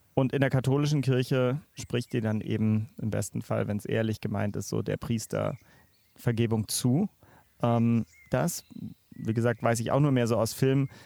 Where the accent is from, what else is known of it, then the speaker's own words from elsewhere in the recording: Northern Germany, Germany; moved away; bin sogar als Norddeutscher